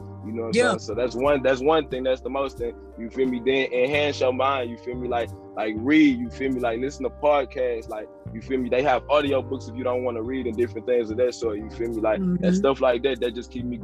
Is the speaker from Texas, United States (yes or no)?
yes; Port Arthur, Texas, United States; I came up, you feel me, in the South. I'm from Port Arthur, about 90 miles east of Houston